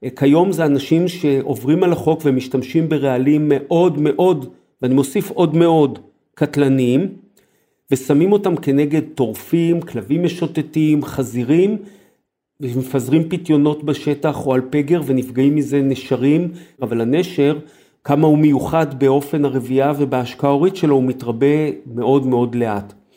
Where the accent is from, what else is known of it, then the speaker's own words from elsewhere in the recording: Israel; למרות שגדלתי בעיר, אבל היה לי את הגן הזואולוגי של אוניברסיטת תל אביב